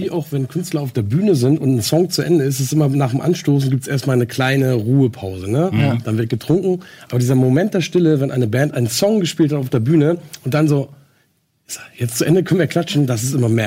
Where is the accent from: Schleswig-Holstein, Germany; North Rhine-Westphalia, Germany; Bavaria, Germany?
Schleswig-Holstein, Germany; Henstedt-Ulzburg; Ich bin aufgewachsen im Kreis Segeberg, geboren in Henschel-Ulzburg.